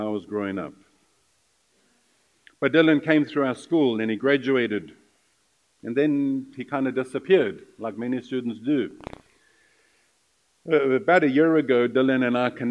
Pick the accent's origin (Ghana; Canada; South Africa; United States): South Africa; moved away as an adult; I was from South Africa